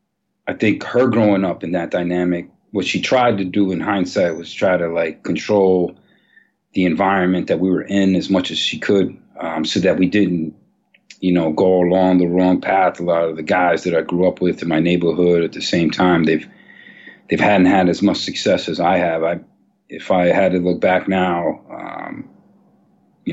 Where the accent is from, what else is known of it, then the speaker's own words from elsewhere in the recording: New York City, New York, United States; I actually grew up on 135th Street and Broadway in Manhattan